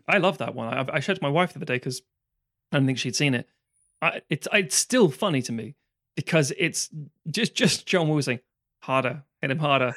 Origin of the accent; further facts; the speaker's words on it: London, United Kingdom; I grew up in London